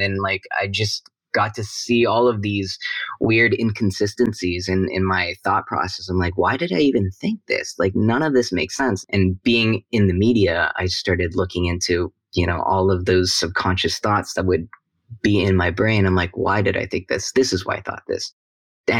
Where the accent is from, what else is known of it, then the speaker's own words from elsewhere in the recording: Vancouver, British Columbia, Canada; I grew up in Vancouver, Canada